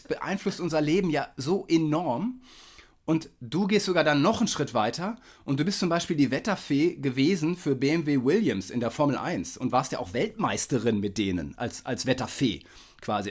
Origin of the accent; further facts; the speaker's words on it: Kiel, Schleswig-Holstein, Germany; ich als Kieler kenne ja die Kieler Woche